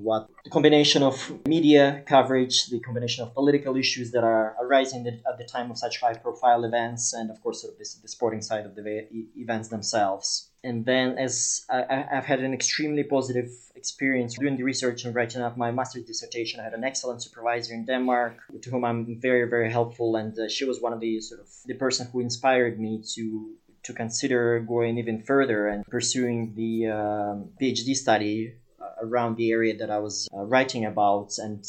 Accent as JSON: {"language": "English", "town": "Yekaterinburg", "region": "Sverdlovsk Oblast", "country": "Russia", "tie": "born or raised there", "also_born_or_lived": "Canada", "moved": "yes", "said": "I'm originally Russian. So I was born and raised in Yekaterinburg in the Ural region of Russia. And my family has eventually moved to Canada. So at this point in my life, I've spent nearly half of my life actually outside of Russia."}